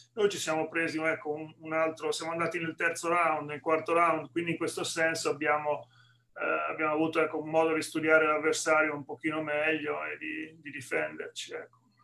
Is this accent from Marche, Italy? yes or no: yes; Senigallia, Marche, Italy; moved away as an adult; now in Atlanta, United States; quando ero ragazzino a Senigallia, nel, nel, nelle Marche